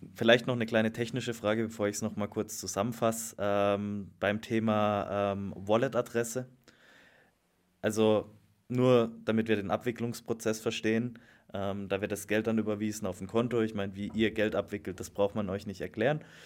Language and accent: German; Black Forest, Baden-Württemberg, Germany; aus auch meiner Heimat, aus dem Schwarzwald